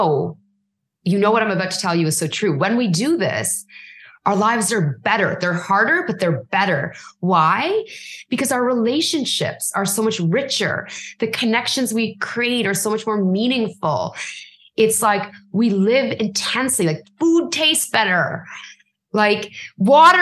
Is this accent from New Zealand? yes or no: no; Canada; as a brown girl, as a Canadian, like influenced by British culture